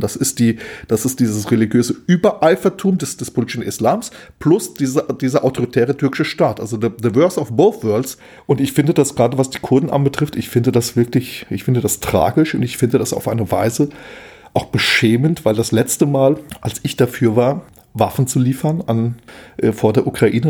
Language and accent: German; Hesse, Germany; ich bin ja auch aus Hessen